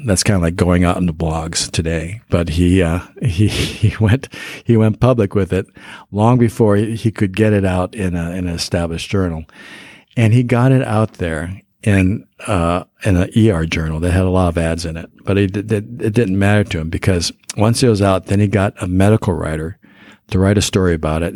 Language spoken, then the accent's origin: English; Denver, Colorado, United States; I grew up in Denver